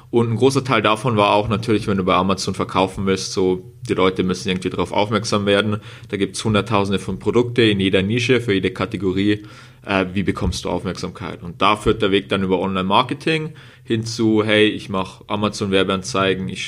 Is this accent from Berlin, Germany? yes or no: no; Bavaria, Germany; also im Moment wohne ich in Regensburg. In Bayern hört man vielleicht ab und zu auch einen Akzent raus von uns beiden.